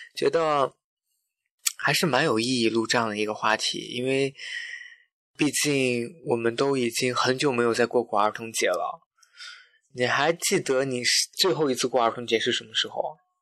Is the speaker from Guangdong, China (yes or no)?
no; Xinjiang, China; moved away; 新疆就是环境很好嘛，那从小在那边长大，可能吃的也是有机蔬菜，喝的也是牛奶，纯正的牛奶